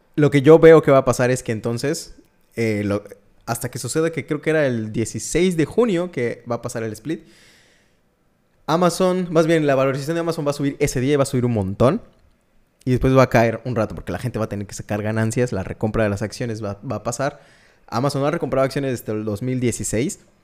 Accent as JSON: {"language": "Spanish", "country": "Mexico", "said": "Yo soy mexicano"}